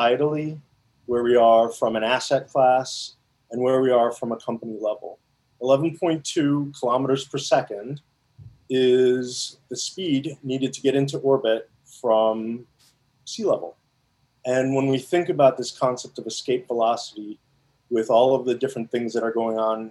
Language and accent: English; Chicago, Illinois, United States; also born or lived in India / Evanston; I was born there and came to the U.S. when I was about 6 years old and grown up primarily in the Chicagoland area